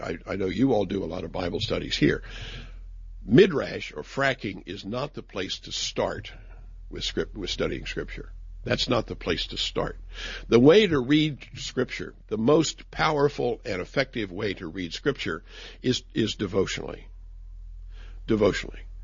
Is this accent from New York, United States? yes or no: no; West Virginia, United States; I'm from West Virginia